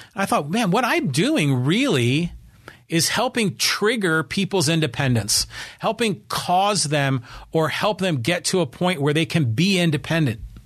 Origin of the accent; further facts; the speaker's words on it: Poway, California, United States; my hometown